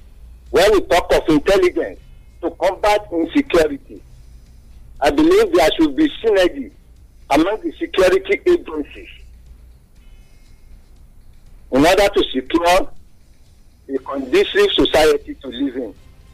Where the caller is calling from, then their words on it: Obada, Ogun State, Nigeria; calling from Obada.